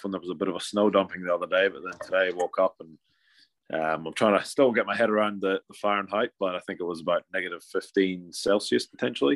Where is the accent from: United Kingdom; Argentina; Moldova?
United Kingdom; Aberdeen, Scotland; moved away as an adult; also born or lived in San Diego / Australia / New Zealand; now in Quincy, United States; I grew up in Aberdeen in Scotland, so it's the northeast, sort of the oil capital